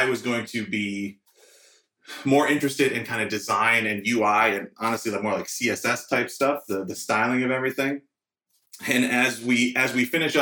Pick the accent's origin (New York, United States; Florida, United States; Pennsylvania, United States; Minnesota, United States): Minnesota, United States; St. Paul; moved away as an adult; now in Nashville, United States; I'm originally from St. Paul, Minnesota, but I moved here about 3 years ago